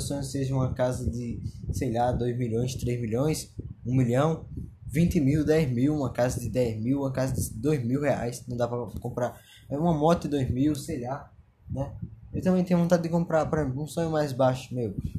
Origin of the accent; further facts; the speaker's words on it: Pernambuco, Brazil; sou de Pernambuco